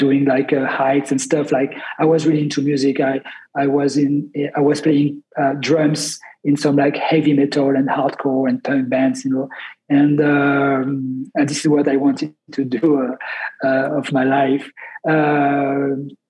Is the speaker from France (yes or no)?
yes; Grenoble, Auvergne-Rhône-Alpes, France; I'm from the Alps, Grenoble, which is like not a small town, but like, you know, 500,000 people live in Grenoble. But it's a nice city surrounded by mountains. So I grew up with like the culture of like the outdoors culture